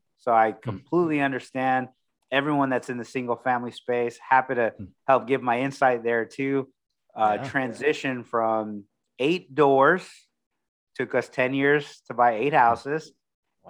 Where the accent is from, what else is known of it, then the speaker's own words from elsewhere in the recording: Corpus Christi, Texas, United States; now in San Antonio, United States; And I originally from Corpus Christi. So I grew up near the beach